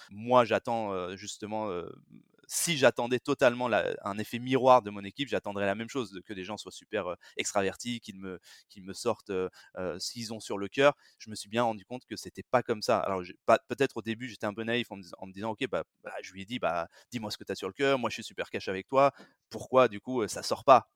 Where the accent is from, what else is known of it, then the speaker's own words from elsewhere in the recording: France; je suis français, j'ai grandi et, et vécu, b, travaillé surtout en France